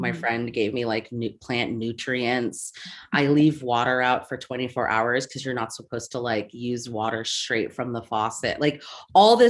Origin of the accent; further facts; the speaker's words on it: Seattle, Washington, United States; I'm from Seattle